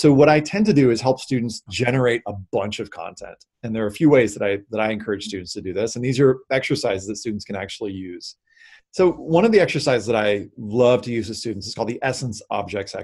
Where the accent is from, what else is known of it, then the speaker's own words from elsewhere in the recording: the South, United States; I was raised in the South